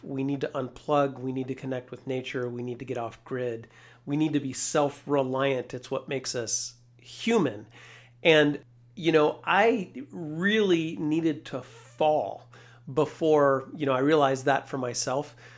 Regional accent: Carlotta, California, United States; I grew up in a small town of three hundred sixty people, uh, Carlotta, California. That's way up in Northern California

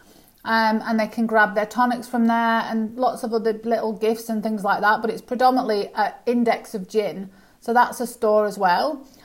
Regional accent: United Kingdom; moved away as an adult; now in Australia; as you can hear by my accent, I'm from the UK originally

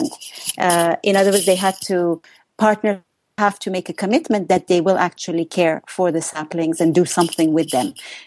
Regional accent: Iran; moved away; I'm originally from Iran

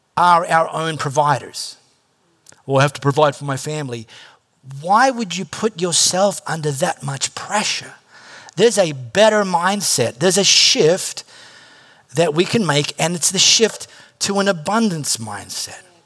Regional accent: High Wycombe, South East England, United Kingdom; I grew up in High Wycombe

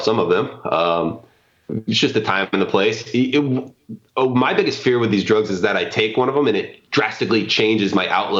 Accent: Tacoma, Washington, United States; I grew up in Tacoma in the suburbs

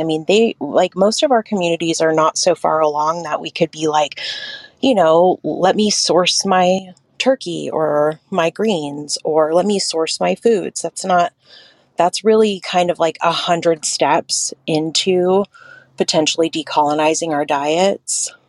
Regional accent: Hoopa Valley Indian Reservation, California, United States; now in Bay Area, United States; I'm Karuk and I grew up in the Hoopa Valley Indian Reservation, and I am currently on Hoiman Coast Miwok territory in the Bay Area.

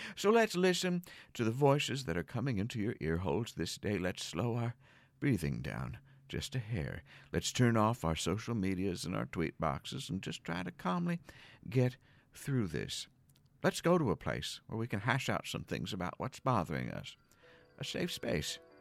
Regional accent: outside of Philadelphia, Pennsylvania, United States; grew up outside of Philadelphia, and they have a pretty harsh accent

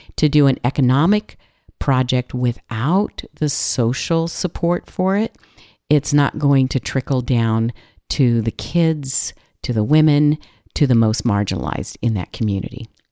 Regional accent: California, United States; I'm from California

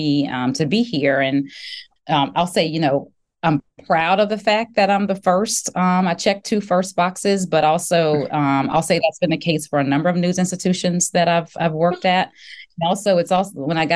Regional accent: Baton Rouge, Louisiana, United States; also born or lived in Virginia / Greenville / Indianapolis; now in Dallas, United States; I am from Baton Rouge, Louisiana

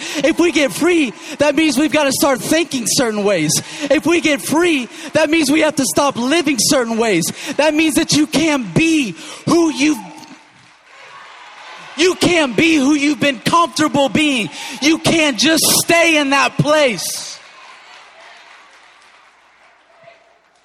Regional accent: Cajun, Southern US, Louisiana, United States; I'm Cajun and I'm Southern.

